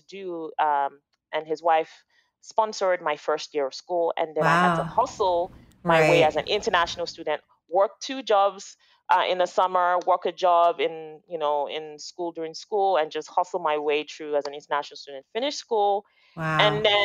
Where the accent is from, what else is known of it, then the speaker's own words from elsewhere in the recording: Lagos, Nigeria; also born or lived in Toronto, Canada; now in Canada; I grew up in Lagos, Nigeria